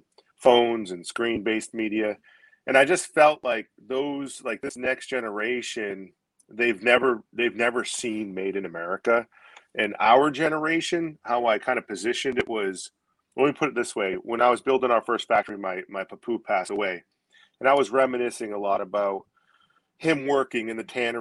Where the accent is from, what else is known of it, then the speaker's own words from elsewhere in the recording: Maine, United States; also born or lived in Gloucester, Massachusetts; Moved up here when I was a young kid, maybe 8 years old